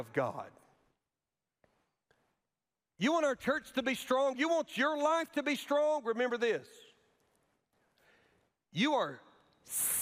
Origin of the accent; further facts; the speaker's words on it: Alabama, United States; moved away; my home state and where I went to college, at Auburn University.